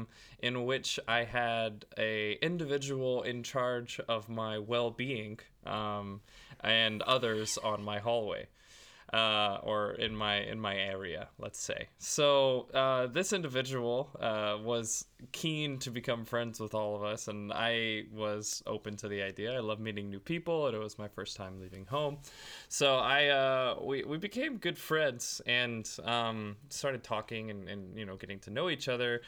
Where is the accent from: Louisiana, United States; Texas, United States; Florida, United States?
Texas, United States; I was born in Texas